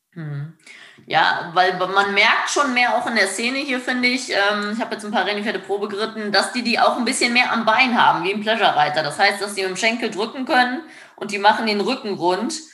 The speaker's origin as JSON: {"language": "German", "country": "Germany", "said": "bei uns in Deutschland, Europa"}